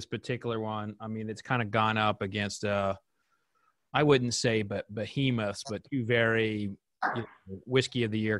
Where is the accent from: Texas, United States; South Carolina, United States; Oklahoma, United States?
Oklahoma, United States; I grew up in Oklahoma